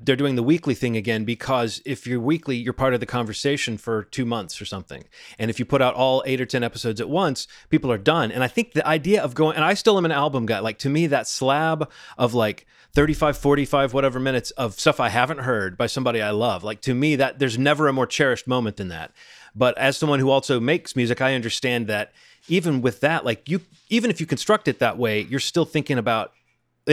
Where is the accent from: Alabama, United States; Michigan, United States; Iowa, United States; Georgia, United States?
Alabama, United States; Birmingham; when I was a kid growing up in Birmingham, Alabama